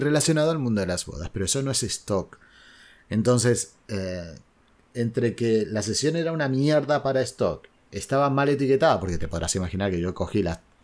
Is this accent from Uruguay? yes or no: yes; Uruguay; moved away as an adult; now in Spain; yo soy uruguayo, no soy argentino